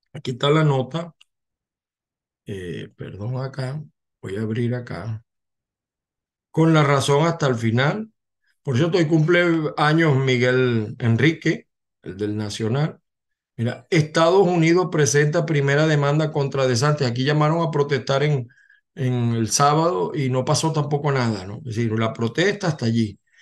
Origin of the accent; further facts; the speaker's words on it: Zulia, Venezuela; now in United States; mi tierra del estado Zulia